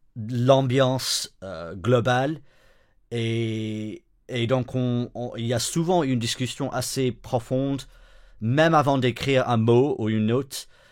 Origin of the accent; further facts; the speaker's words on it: the north of England, United Kingdom; French is a second language; moved away as an adult; also born or lived in Switzerland; now in Brussels, Belgium; Je viens du nord d'Angleterre